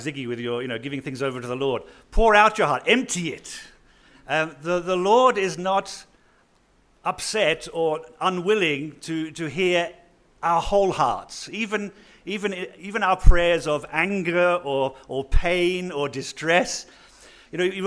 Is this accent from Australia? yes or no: yes; northern Australia, Australia; moved away; also born or lived in United Kingdom / Rundu, Namibia; I just grew up in the UK. I was born in Australia. I grew up in a little dusty town in the north of Australia